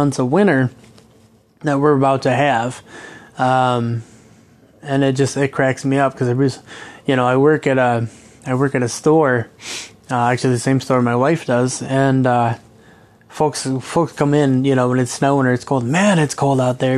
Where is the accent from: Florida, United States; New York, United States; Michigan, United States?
Michigan, United States; Kalamazoo; now in Traverse City, United States; growing up in Kalamazoo